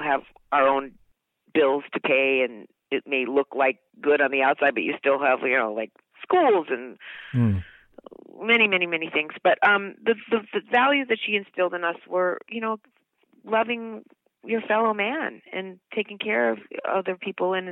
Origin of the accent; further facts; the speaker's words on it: New York City, New York, United States; when I was 4 years old and we lived in New York City, I was born in New York